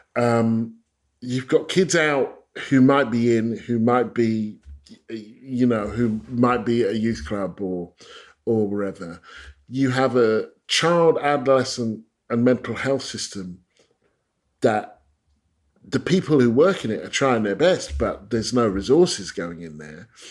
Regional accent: Stevenage, East of England, United Kingdom; I grew up in Stevenage, which was created the same year as the NHS by the Attlee government

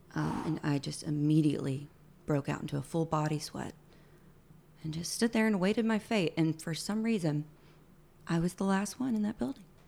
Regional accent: Alabama, United States; moved away as an adult; also born or lived in Orlando; I'm from Alabama.

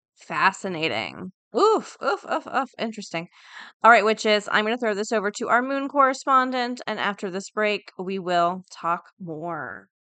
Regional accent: Florida, United States; I'm from Florida. Everything's flat

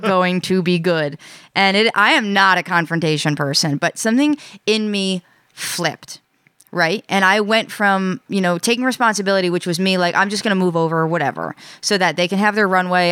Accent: New York, United States; now in Rhode Island, United States; I'm from New York

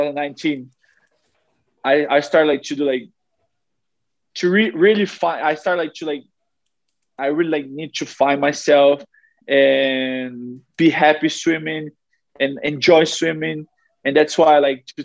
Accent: Brazil; also born or lived in South Carolina, United States; being like next to my family and in my home country

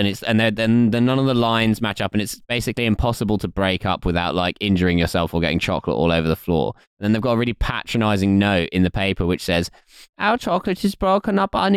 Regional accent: Essex, East of England, United Kingdom; I grew up in Essex. It was Christian God or nothing.

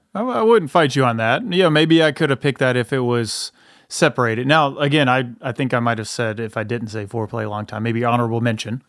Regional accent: the South, United States; we are from the South

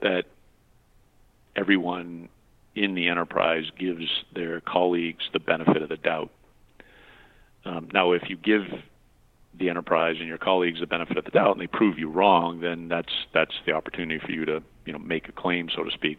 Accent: New England, United States; I growing up in New England

